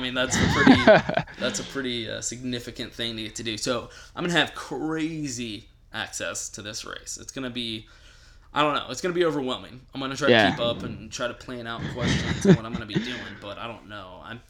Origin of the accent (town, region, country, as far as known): Houston, Texas, United States; also born or lived in Raleigh, North Carolina